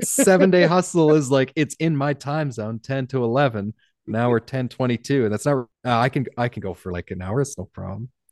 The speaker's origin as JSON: {"language": "English", "country": "Canada", "said": "I'm Canadian"}